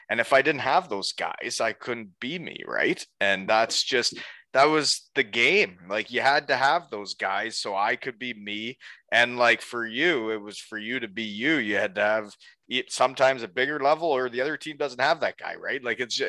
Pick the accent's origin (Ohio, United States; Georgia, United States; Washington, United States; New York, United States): New York, United States; Elmira; after I'd only played in Elmira, my hometown